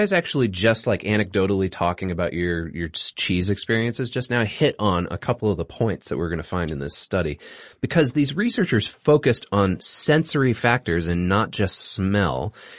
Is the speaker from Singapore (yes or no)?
yes; Singapore; I grew up in Singapore. Durian's quite popular there.